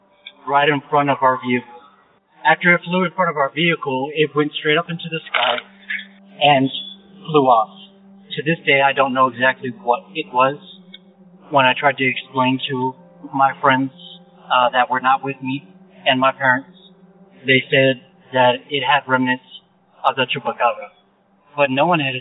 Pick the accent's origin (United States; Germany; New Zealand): United States; El Paso, Texas; I am from El Paso, Texas, on the northeast side